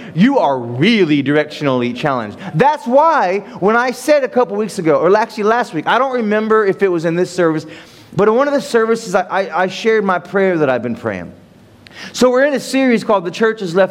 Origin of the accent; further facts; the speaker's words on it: Ohio, United States; moved away; I'm from Ohio, and there's cornfields and flat lands in Ohio